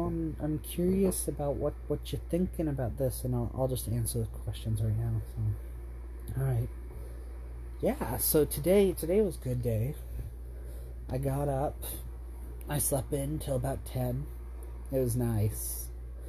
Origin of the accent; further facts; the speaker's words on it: Buhl, Idaho, United States; also born or lived in Ontario / Vail; I was born in Ontario and was in Vail for a little while, but I spent, 3 or 4 years in Buell, Idaho. I don't remember much of it, but it was home.